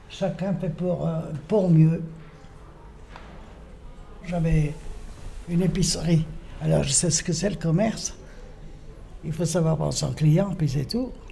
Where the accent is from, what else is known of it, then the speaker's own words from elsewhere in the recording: Saint-Étienne, Auvergne-Rhône-Alpes, France; Et voilà, alors moi je suis Stéphanoise de nouveau.